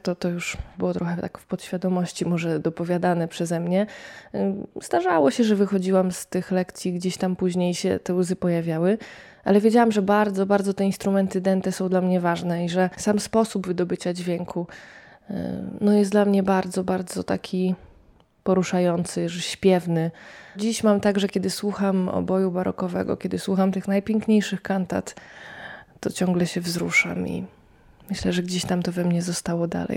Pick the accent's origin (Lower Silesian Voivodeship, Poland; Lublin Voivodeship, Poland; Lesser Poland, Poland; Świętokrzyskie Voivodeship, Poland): Lublin Voivodeship, Poland; Poniatowa; Pochodzę z takiej małej miejscowości pod Lublinem, Poniatowa